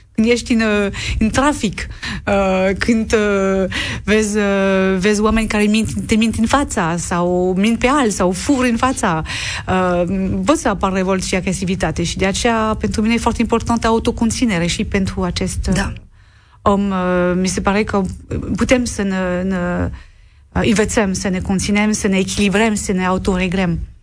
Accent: Lorraine, Grand Est, France; Romanian is a second language; moved away; M-am născut în Lorena, care este o regiune care a fost marcată de doi război mondial

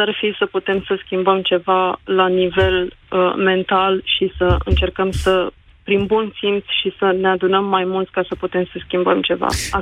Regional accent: Craiova, Dolj, Romania; moved away as an adult; am plecat dintr-o firmă uh, absolut colosală în Craiova, de acolo de unde sunt eu

